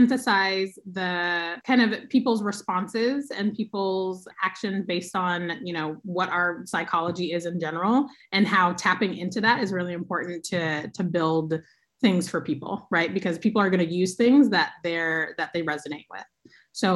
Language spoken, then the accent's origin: English; Oakland, California, United States; I'm from Oakland. I live here now. I love my city.